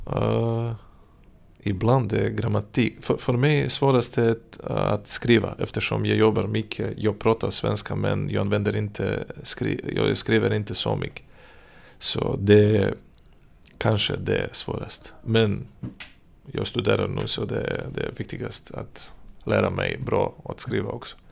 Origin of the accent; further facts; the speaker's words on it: Serbia; first language Serbian; Swedish is a second language; moved away as an adult; now in Södertälje, Sweden; Jag kommer från Serbien.